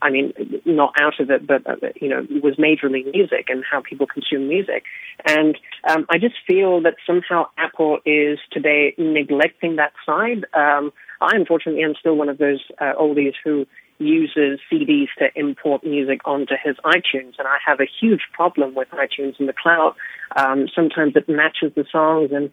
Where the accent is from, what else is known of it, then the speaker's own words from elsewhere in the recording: New Zealand; I'm from New Zealand